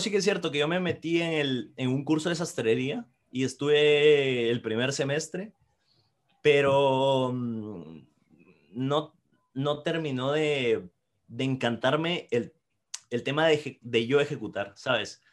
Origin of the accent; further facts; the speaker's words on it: Guatemala; now in Madrid, Spain; soy guatemalteco y trabajo como copy en David, Madrid